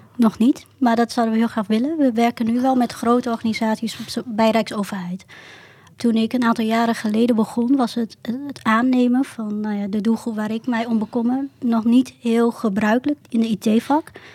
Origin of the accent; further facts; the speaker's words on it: Southeast Drenthe, Netherlands; ik kom ook uit Zuidoost-Drenthe